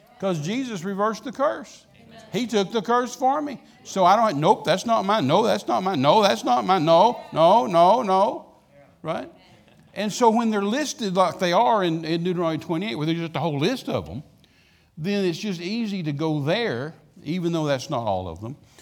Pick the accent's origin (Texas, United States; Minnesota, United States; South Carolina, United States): Texas, United States; Midland; I was raised out in West Texas, Midland, Texas